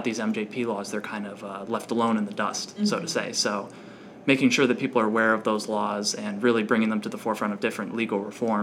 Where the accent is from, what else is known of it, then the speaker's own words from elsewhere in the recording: Lake Orion, Michigan, United States; I'm originally from Lake Orion, Michigan. It's about an hour north of Detroit